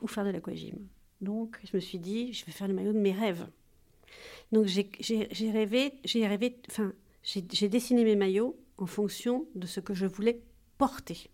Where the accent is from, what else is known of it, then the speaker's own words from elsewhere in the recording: Corsica, France; also born or lived in Paris; je suis corse, donc j'ai toujours baigné dans les eaux limpides